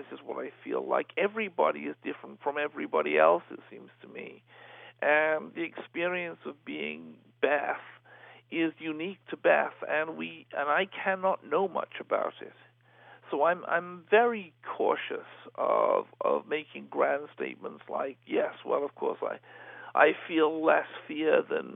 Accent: Liverpool, North West England, United Kingdom; my hometown of Liverpool

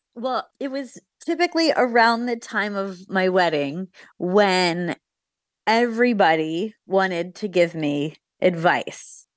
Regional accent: United States; an American woman

